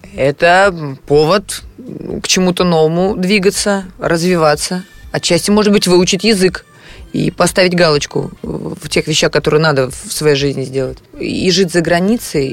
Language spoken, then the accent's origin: Russian; Moscow, Russia; к себе в квартиру, которая находится на такой-то улице, это мой город